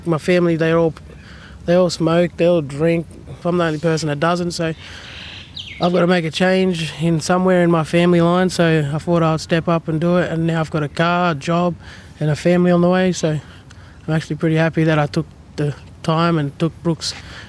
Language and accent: English; Newcastle area, New South Wales, Australia; I know that we're from the Warramai people. We've been here for a long time